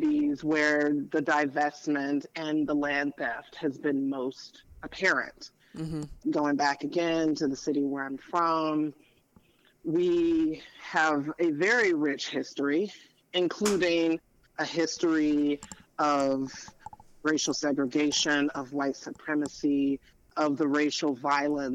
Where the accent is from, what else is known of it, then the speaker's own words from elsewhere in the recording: Memphis, Tennessee, United States; moved away; I'm originally from Memphis, Tennessee.